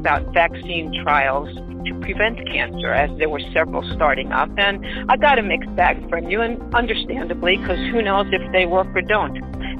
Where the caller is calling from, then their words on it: Denver, Colorado, United States; I'm calling from Denver, Colorado.